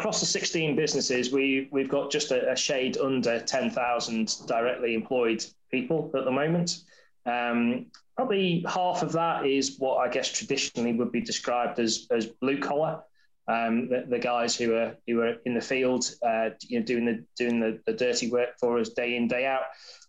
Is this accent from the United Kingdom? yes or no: yes; Wirral, North West England, United Kingdom; accent: semi-Scouse; sort of semi-Scouse accent that I've had, but then I've lived in the south for a long time. But I grew up on the Wirral, and went to school and everything there.